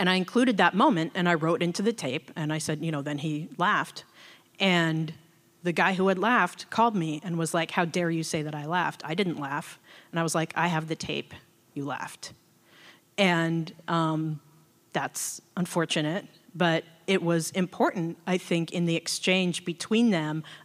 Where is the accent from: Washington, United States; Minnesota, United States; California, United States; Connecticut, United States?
Washington, United States; Seattle; I was born and raised in Seattle.